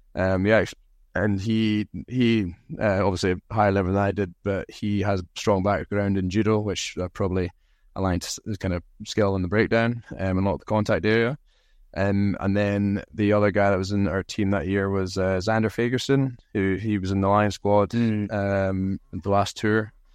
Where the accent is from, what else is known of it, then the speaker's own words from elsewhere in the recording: Aberdeen, Scotland, United Kingdom; accent: thick Scottish; I grew up in Aberdeen